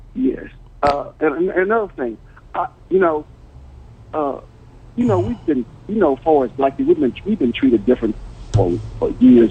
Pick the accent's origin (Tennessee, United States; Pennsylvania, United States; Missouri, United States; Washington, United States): Tennessee, United States; Memphis; moved away as an adult; now in Dallas, United States; I grew up in Memphis, Tennessee